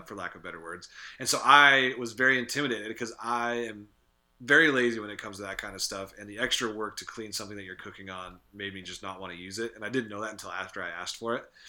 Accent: Montana, United States; we're from Montana

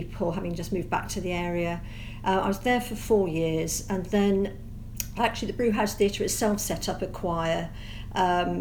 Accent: Somerset, South West England, United Kingdom; moved away; also born or lived in Oxford; I'm born and bred in Somerset

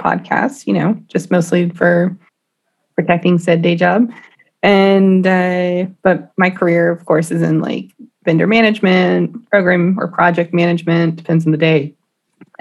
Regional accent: Austin, Texas, United States; Born and raised in Austin, Texas

